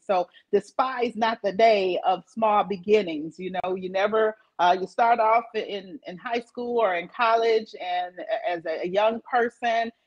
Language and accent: English; Flint, Michigan, United States; also born or lived in Battle Creek, Michigan; I was born in Flint, and then I spent um, some of my early childhood years here in Flint